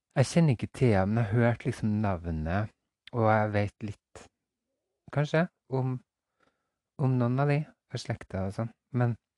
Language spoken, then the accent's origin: Norwegian; Fosen, Trøndelag, Norway; ut på Kiran på Fosen, der jeg kommer fra